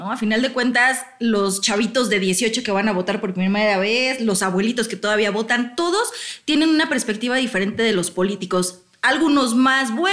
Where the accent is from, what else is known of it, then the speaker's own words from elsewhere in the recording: Morelos, Mexico; Yo soy de Morelos, justamente.